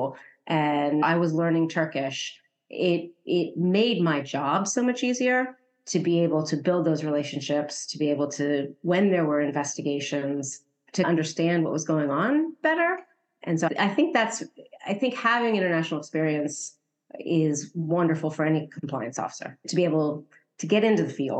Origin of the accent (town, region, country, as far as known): United States; moved away as an adult; also born or lived in Turkey